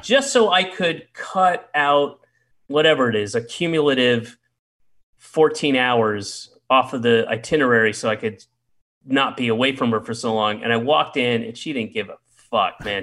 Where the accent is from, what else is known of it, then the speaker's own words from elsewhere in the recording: the South, United States; moved away; I grew up in the South